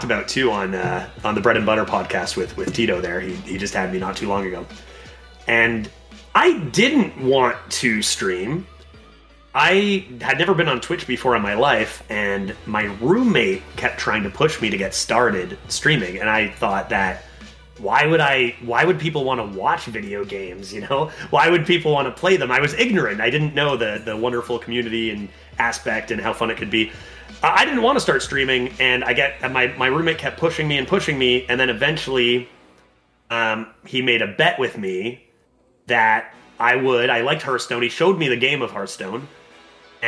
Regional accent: Canada; I'm Canadian

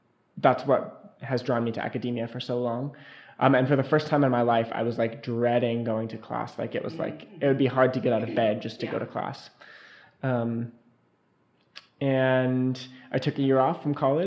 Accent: Missoula, Montana, United States; I'm from Missoula, Montana, and my music background is I started playing the piano when I was in second grade

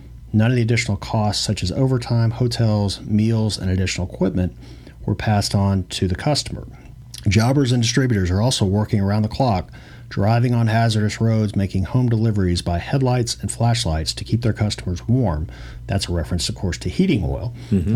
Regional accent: Louisville, Kentucky, United States; growing up in Louisville

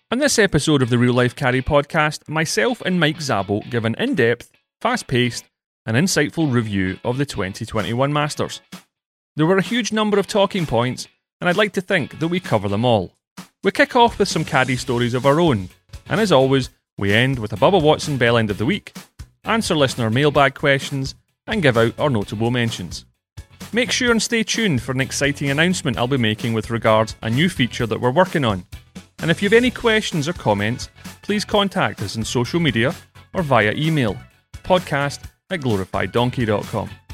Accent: Scotland, United Kingdom; moved away; I'm Scottish

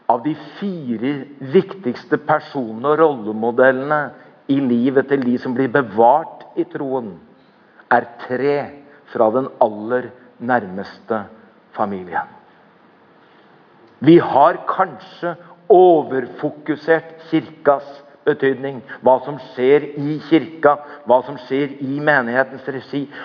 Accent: Norway; jeg har vokst opp i Norge. Eller jeg er konfirmert.

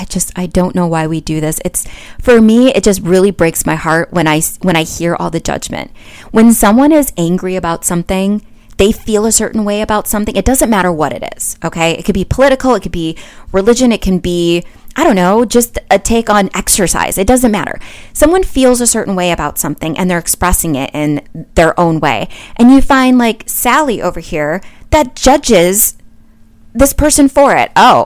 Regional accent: Midwest, United States; also born or lived in all over; I'm from the Midwest, you guys. It's pop in the Midwest. And then I've lived all over.

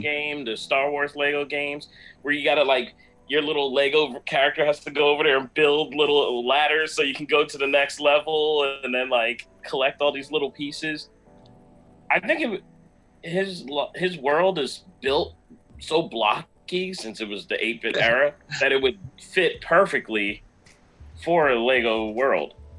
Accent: Jamaica; moved away; being a Jamaican

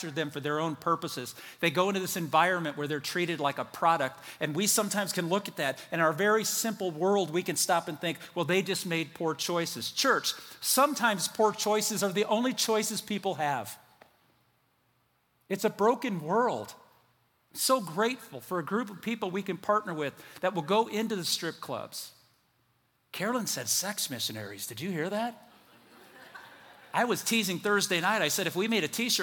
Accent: United States

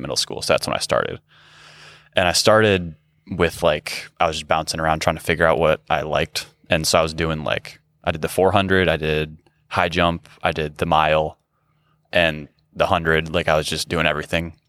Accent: Grand Rapids, Michigan, United States; I grew up in Grand Rapids, Michigan

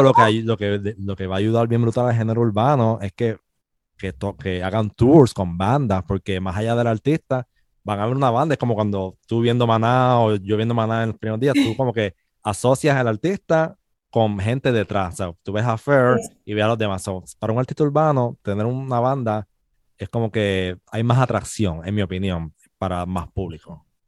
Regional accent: Puerto Rico; also born or lived in Spain; somos boricua

